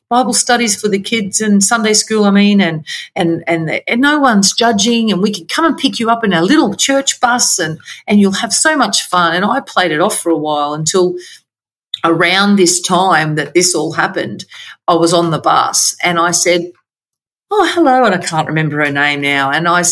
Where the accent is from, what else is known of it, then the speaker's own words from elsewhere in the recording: Queensland, Australia; also born or lived in Victoria, Australia; we moved from Victoria back home to Queensland